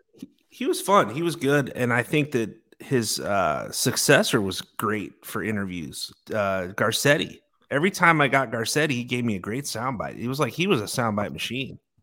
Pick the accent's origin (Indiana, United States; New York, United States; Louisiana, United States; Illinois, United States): Illinois, United States; Chicago; moved away; growing up in Chicago, and, uh, my grandfa-, grandfather was a bar owner